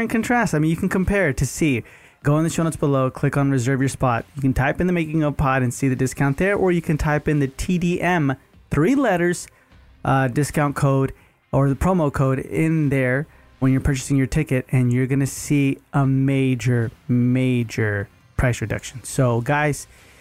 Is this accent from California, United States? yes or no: no; Texas, United States; moved away; I grew up in Texas, so that's all we used to do, barbecue and eat.